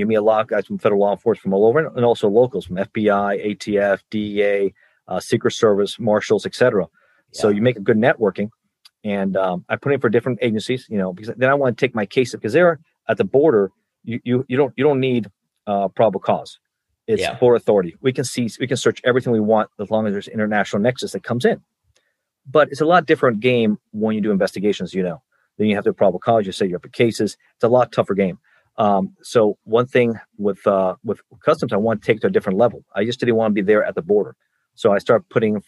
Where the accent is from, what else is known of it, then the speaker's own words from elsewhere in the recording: Miami, Florida, United States; I grew up in Miami